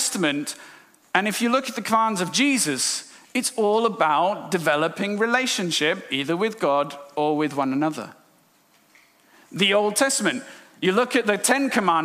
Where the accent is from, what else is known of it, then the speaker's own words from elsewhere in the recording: India; moved away; I'm from India.